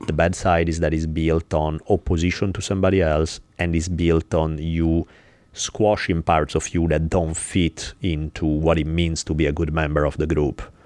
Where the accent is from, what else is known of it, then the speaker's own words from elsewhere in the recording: Italy; now in United States; Where I grew up in Italy